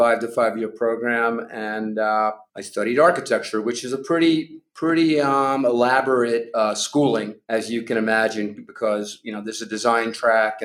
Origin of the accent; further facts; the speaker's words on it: Long Island, New York, United States; I was growing up on Long Island in my neighborhood